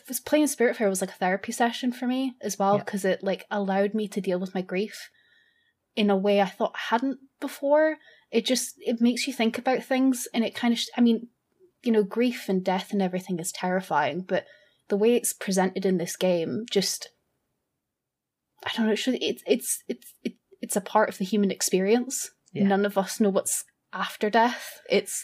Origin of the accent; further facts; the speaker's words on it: Scotland, United Kingdom; I'm Scottish